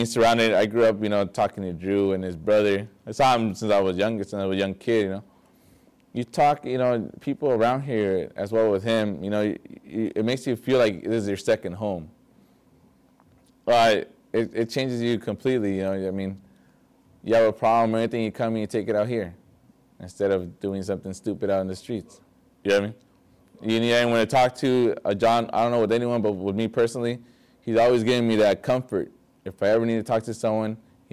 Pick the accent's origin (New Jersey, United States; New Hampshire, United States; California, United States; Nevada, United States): California, United States; Vista; I grew up in Vista, you know, I was a skater